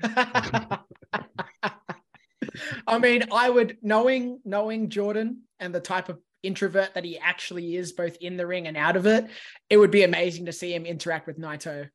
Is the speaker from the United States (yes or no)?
no; Australia; I'm from Australia